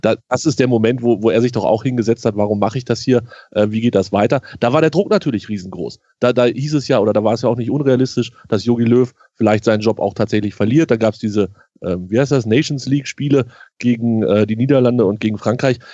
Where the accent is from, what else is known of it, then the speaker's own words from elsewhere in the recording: Hanover, Lower Saxony, Germany; als Hannoveraner